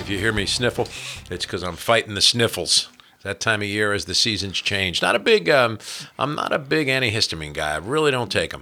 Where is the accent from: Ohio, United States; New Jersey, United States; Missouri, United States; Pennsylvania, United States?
New Jersey, United States; moved away as an adult; now in Kentucky, United States; When I was a kid growing up in New Jersey